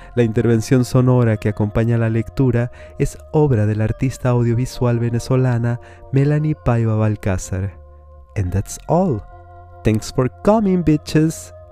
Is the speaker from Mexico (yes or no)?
yes; Mexico; now in Montevideo, Uruguay; mexicano mate en mano radicado en el puerto de Montevideo, capital de la República Oriental del Uruguay